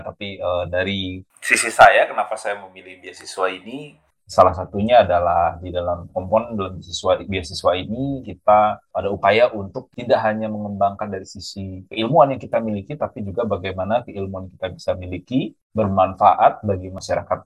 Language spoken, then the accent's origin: Indonesian; Bali, Indonesia; moved away as an adult; also born or lived in Jakarta, Indonesia; now in Queensland, Australia; saya dari Bali